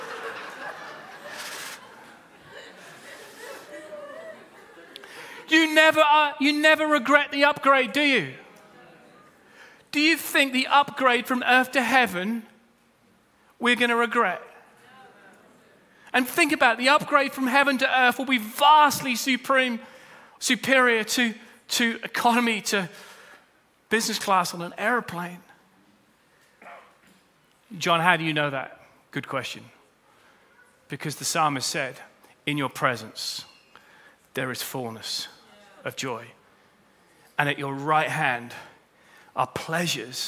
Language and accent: English; United Kingdom; We're British